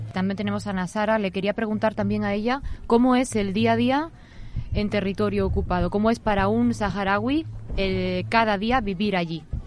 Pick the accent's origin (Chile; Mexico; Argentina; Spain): Spain; Córdoba, Andalusia; yo que soy de Córdoba